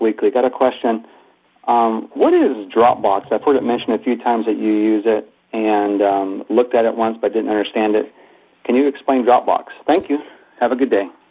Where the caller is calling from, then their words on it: California, United States; I'm calling from California